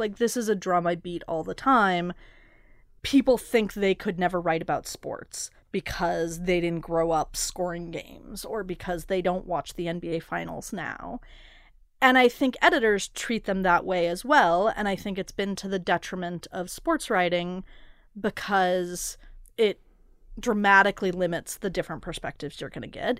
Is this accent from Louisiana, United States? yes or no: no; Portland, Oregon, United States; moved away; I grew up in part in Portland